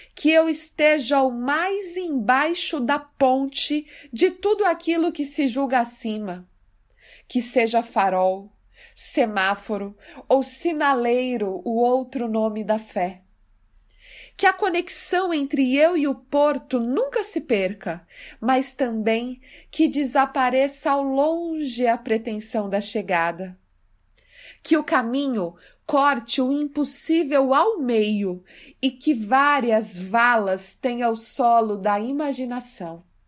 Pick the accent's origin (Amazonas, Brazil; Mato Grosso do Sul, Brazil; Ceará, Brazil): Mato Grosso do Sul, Brazil; now in São Paulo, Brazil; Eu sou do Mato Grosso do Sul e na escola eu já gostava muito de literatura